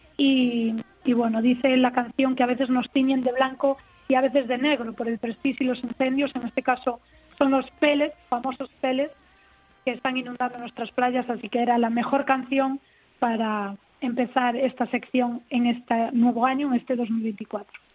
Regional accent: Galicia, Spain; Galicia, pues ya todo el mundo lo sabe, mi tierra tan bonita

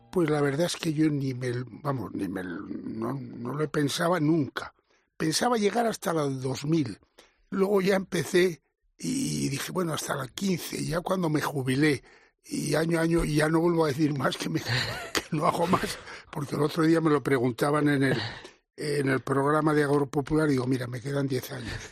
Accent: Villarramiel, Castile and León, Spain; yo procedo de un pueblo de Castilla, Villarramiel

